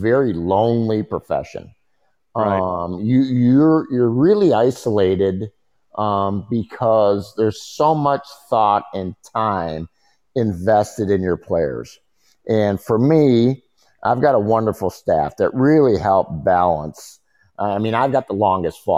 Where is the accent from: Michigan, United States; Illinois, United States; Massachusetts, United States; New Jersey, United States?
Illinois, United States; Chicago; growing up in Chicago